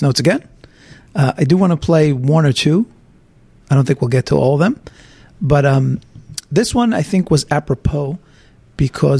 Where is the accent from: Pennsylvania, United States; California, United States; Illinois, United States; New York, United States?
New York, United States; being a New Yorker